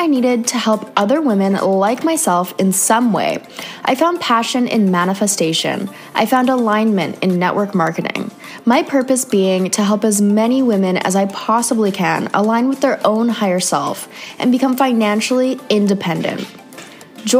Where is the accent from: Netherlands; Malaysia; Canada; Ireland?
Canada; moved away; another Canadian girl living